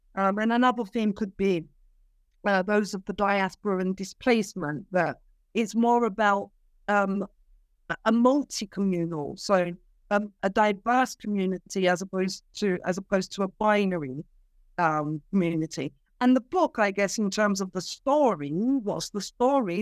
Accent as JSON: {"language": "English", "region": "London", "country": "United Kingdom", "tie": "born or raised there", "also_born_or_lived": "Cyprus", "moved": "as an adult", "said": "I am a London-born Cypriot."}